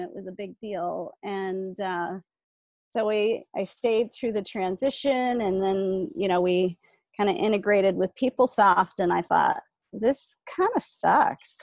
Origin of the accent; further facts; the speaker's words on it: South Bay, California, United States; middle class kid growing up in the South Bay um, in the 70s